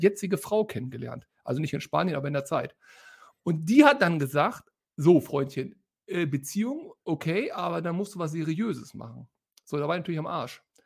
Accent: Hanover, Lower Saxony, Germany; moved away as an adult; now in Detmold, Germany; meine Heimatstadt

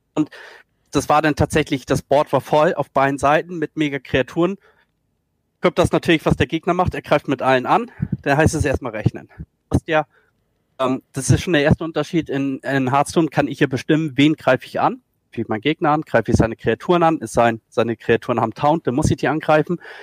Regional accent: Schleswig-Holstein, Germany

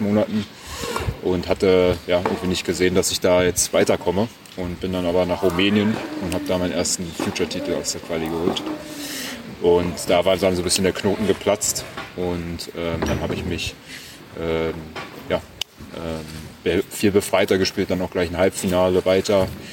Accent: Berlin, Germany; ich komme aus Berlin ursprünglich. Mhm. Ähm, meine Eltern äh, haben eine Konditorei, da bin ich groß geworden

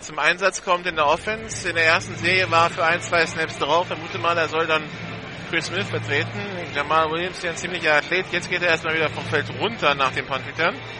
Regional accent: Hamburg, Germany; Wir sind beide ursprünglich aus Hamburg.

